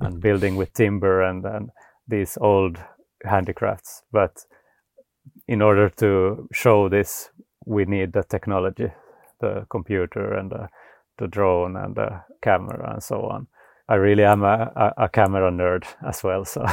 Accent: Vaasa, Ostrobothnia, Finland; now in Sweden; I'm from Finland originally. So I, I grew up in Vasa

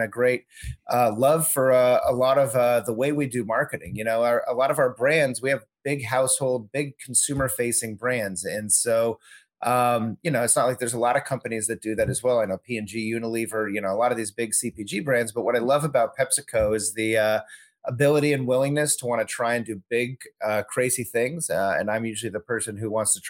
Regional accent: Southern California, United States; moved away as an adult; also born or lived in Chicago; I'm from SoCal originally. I'm a California kid, grew up in Southern California

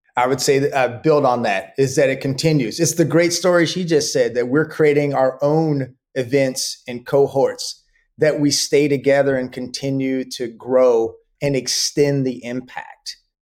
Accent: Dallas, Texas, United States; I grew up in Dallas, Texas

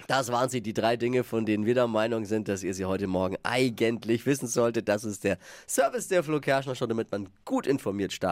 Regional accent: Rhineland, Germany; bei uns im Rheinland

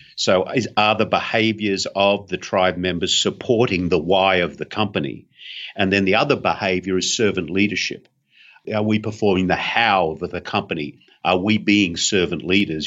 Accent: Australia; being an Aussie

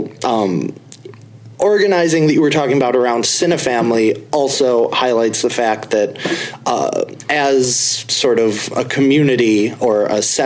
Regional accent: Midwest, United States; I am from the Midwest

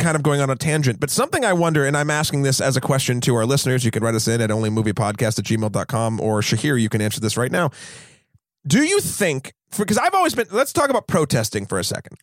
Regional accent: Amherst, New Hampshire, United States; I grew up in Amherst, New Hampshire, which is a very affluent place

